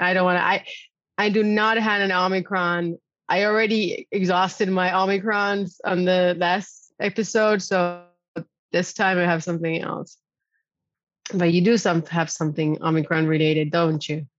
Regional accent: Argentina; now in Netherlands; I'm way down south in my hometown in Argentina

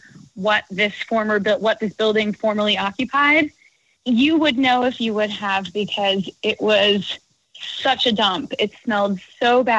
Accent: Allentown, Pennsylvania, United States; I'm from the Lehigh Valley, Pennsylvania.

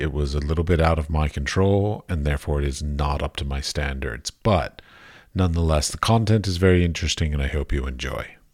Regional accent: United States; now in Prague, Czechia; I'm from America, but I live in Prague

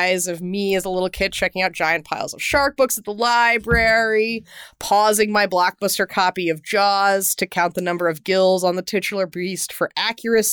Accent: Houston, Texas, United States; you and I both grew up in Texas and I grew up in Houston

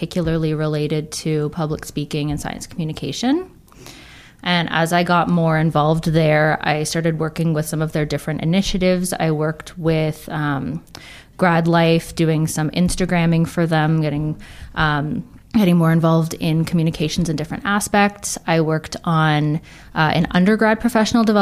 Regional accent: Toronto, Ontario, Canada; So I'm originally from Toronto, so I stayed there for my undergrad

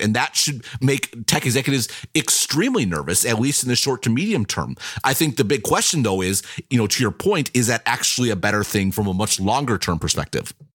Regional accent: United States; I am an American

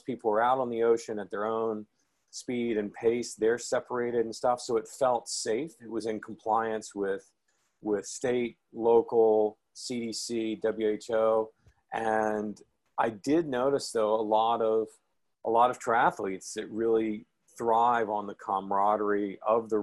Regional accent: Memphis, Tennessee, United States; moved away as an adult; also born or lived in Houston, Texas; I grew up in Memphis, Tennessee

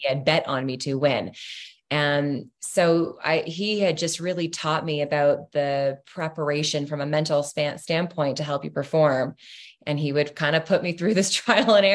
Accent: Ontario, Canada; there was a school two hours outside of toronto in london ontario and uh, so the school was an easy pick close to home

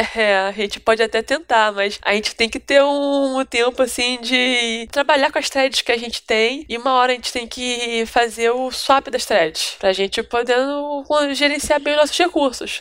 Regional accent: Rio de Janeiro, Brazil; eu sou aqui do Rio

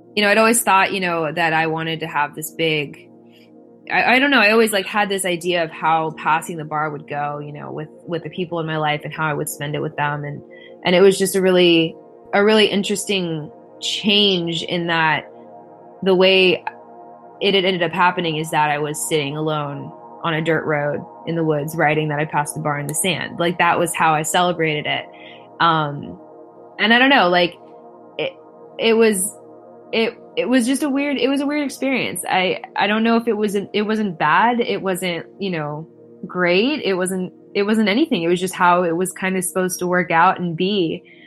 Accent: Florida, United States; moved away; also born or lived in California; I'm born and mostly raised in Florida.

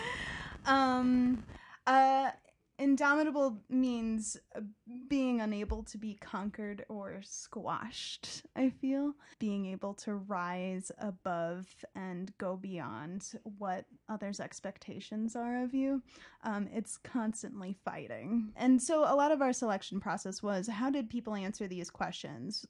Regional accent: southwest suburbs of Chicago, Illinois, United States; I grew up in the southwest suburbs, about forty-five minutes away from Chicago

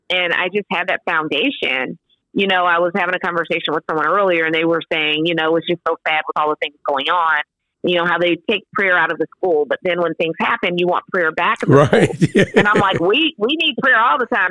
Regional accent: Sterlington, Louisiana, United States; now in Nashville, United States; growing up in Louisiana, I grew up in a small town. Like I said, I say Monroe, but it's really outside of Monroe, a small town called Sterlington

